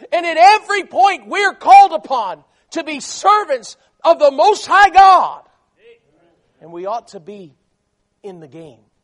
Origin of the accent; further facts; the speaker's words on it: South Florida, United States; I grew up in South Florida. Um, my parents were both from New York City